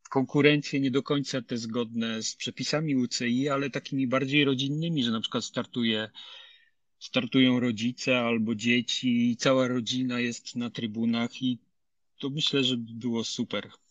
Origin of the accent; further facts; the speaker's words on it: Lower Silesian Voivodeship, Poland; pochodzę z Dolnego Śląska, tam każdy klub organizował przynajmniej dwa kryteria uliczne w sezonie